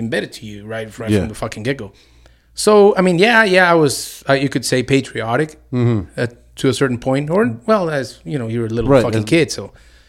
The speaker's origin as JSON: {"language": "English", "town": "Ciudad Juárez", "region": "Chihuahua", "country": "Mexico", "tie": "born or raised there", "also_born_or_lived": "El Paso, Texas", "moved": "as an adult", "lives_now": "New Mexico, United States", "said": "But my father's from there, and like I said, I was born here in El Paso, but I was raised in Juarez."}